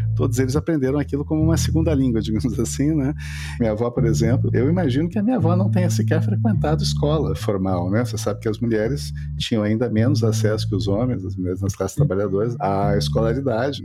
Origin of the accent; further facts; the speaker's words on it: Porto Alegre, Rio Grande do Sul, Brazil; bairros da periferia de Porto Alegre, onde eu cresci